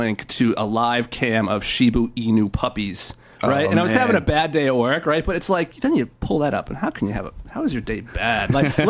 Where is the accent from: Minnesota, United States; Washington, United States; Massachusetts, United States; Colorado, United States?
Massachusetts, United States; Cambridge; I was born in Cambridge.